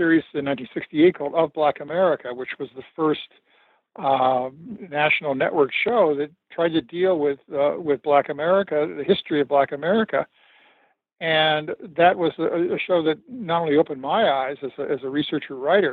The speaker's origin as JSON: {"language": "English", "town": "Los Angeles", "region": "California", "country": "United States", "tie": "born or raised there", "said": "I grew up in Los Angeles"}